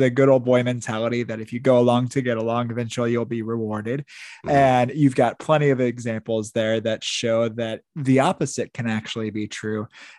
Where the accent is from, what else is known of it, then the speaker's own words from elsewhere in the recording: Midwest, United States; I grew up in the Midwest.